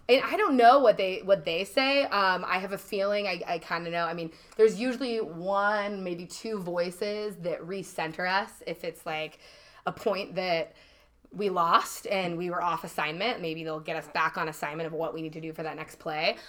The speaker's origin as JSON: {"language": "English", "town": "Eugene", "region": "Oregon", "country": "United States", "also_born_or_lived": "Idaho / San Diego, California", "moved": "as an adult", "lives_now": "North County San Diego, United States", "said": "I'm actually from Eugene, Oregon"}